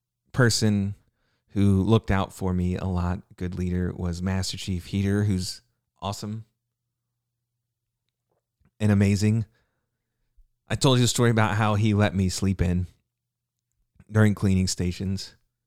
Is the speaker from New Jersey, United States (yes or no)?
yes; New Jersey, United States; I'm from New Jersey. And I stared at him.